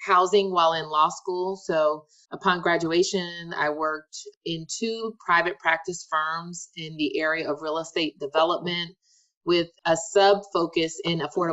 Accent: Atlanta, Georgia, United States; also born or lived in Florida; Originally from Atlanta, so Georgia is my home state. I grew up in Georgia

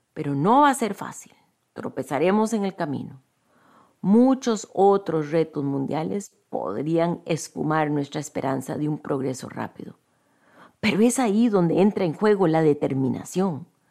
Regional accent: Costa Rica; Yo soy de Costa Rica, un país conocido por nuestro profundo compromiso con la paz

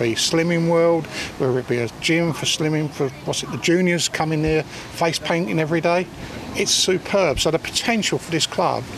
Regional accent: London, United Kingdom; moved away as an adult; now in Lewes, United Kingdom; I come from South London. I worked as a young lad in the 70s

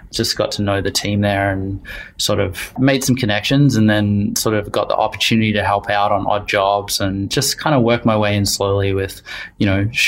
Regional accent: Wellington, New Zealand; also born or lived in Australia / Vancouver, Canada; now in London, United Kingdom; Uh, Wellington, New Zealand. Been a long route to, to London in the UK. So a little bit of time in Australia and some university there, and then um, a long time in, in Vancouver, enjoying the mountains in BC.

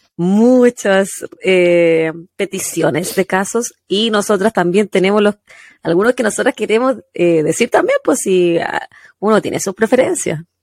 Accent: Quillota, Valparaíso, Chile; moved away as an adult; now in United States; Nacida en el Hospital San Martín de Quillota, criada hasta mis 26 años, cuando emigré a los Estados Juntos

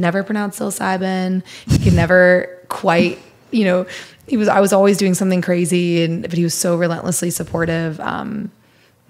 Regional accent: Missouri, United States; I'm from Missouri

